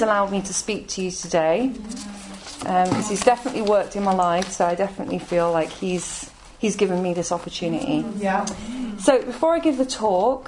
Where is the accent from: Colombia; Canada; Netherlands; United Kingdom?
United Kingdom; Coventry, West Midlands; now in London, United Kingdom; I'm from Coventry. Some of you may know where that is, in the Midlands. My parents are Irish.